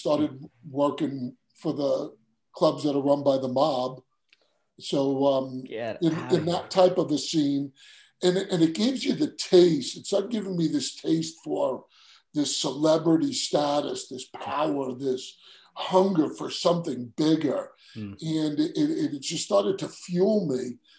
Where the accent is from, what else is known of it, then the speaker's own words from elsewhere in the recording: Queens, New York, United States; accent: New York; Yeah, so I grew up in Queens, New York. I know some people are, you know, they say I have an accent. I don't know.